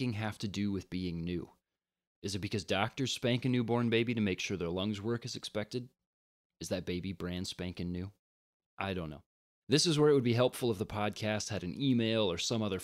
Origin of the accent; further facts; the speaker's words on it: Indiana, United States; now in Minnesota, United States; I'm from Indiana originally and thought that I would move to Minnesota